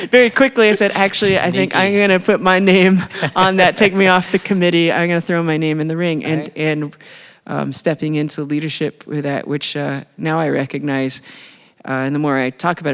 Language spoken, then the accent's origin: English; Bedford, Indiana, United States; moved away as an adult; now in South Bend, United States; I was raised in Bedford, Indiana, which is in southern Indiana